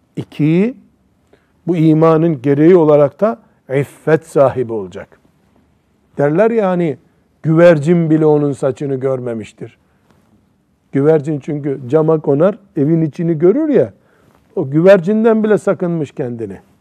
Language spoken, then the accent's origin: Turkish; Black Sea Region, Turkey; Bizim Karadeniz'de